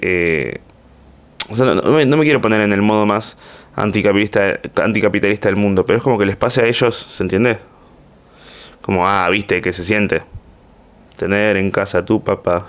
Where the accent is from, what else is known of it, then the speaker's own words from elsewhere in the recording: Argentina; desde acá en Argentina